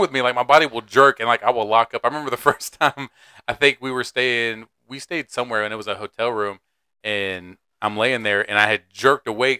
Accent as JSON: {"language": "English", "town": "Raleigh", "region": "North Carolina", "country": "United States", "first_language": "English", "said": "I'm from Raleigh"}